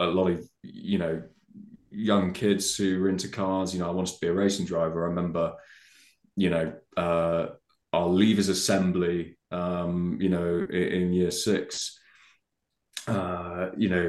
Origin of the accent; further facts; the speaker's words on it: the Cotswolds, South West England, United Kingdom; living and growing up in the Cotswolds